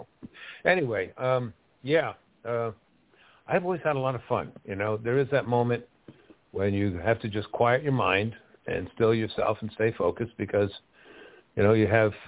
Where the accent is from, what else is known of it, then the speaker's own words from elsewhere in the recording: Westfield, New Jersey, United States; growing up in New Jersey, Westfield, New Jersey